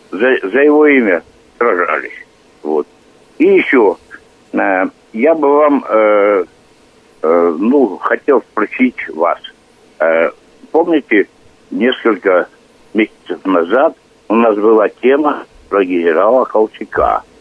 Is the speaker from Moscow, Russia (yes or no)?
no; Irkutsk, Irkutsk Oblast, Russia; Я иркутянин, мне 66. Но ну, я комсомолец.